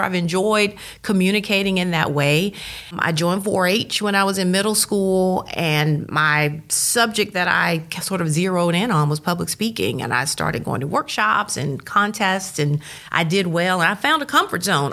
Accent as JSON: {"language": "English", "town": "Starkville", "region": "Mississippi", "country": "United States", "tie": "born or raised there", "said": "I was born in Starkville, went through the Starkville School District"}